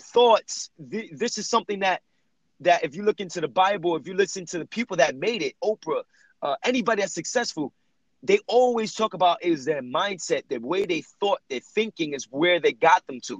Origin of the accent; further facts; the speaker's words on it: Jersey City, New Jersey, United States; I was raised in Jersey City, New Jersey